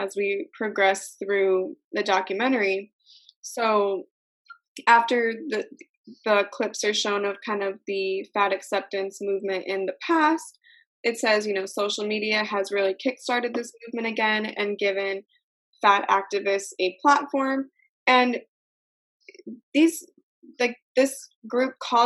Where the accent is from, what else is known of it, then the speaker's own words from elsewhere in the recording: United States; I'm from America